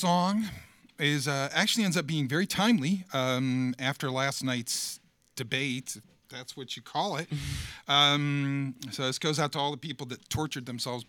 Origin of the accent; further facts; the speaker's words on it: Akron, Ohio, United States; moved away as an adult; also born or lived in Nashville, Tennessee / Vermont; I am originally from Akron, Ohio, 40 miles southeast of Cleveland. It's quite a budding music scene there when I was in high school, and it kind of dried up a few years after getting out of high school, and I moved to Nashville, Tennessee